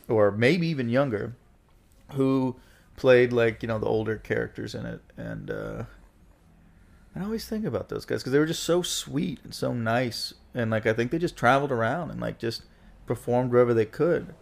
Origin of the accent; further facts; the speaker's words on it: Gulf Breeze, Florida, United States; also born or lived in Pensacola, Florida; now in Brooklyn, United States; born in Pensacola, Florida, grew up in Gulf Breeze, Florida